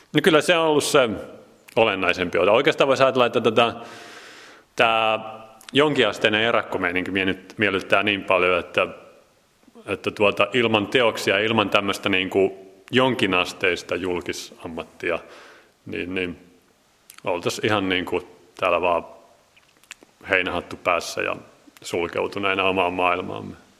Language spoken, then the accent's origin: Finnish; Jyväskylä, Central Finland, Finland; also born or lived in Nurmijärvi / Helsinki / Sweden; now in Salo, Finland; olen alun perin Jyväskyläläinen